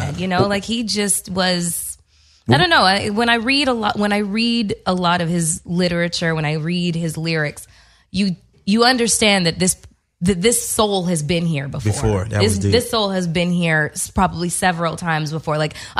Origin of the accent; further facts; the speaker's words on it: Canada; I'm from Canada.